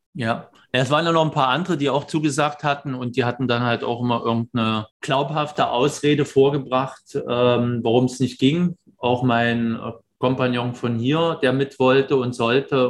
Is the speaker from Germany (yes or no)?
yes; Germany; moved away; als Deutscher